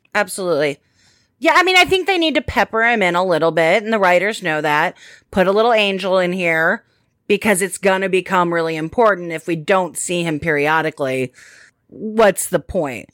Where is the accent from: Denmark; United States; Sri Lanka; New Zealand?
United States; I am an American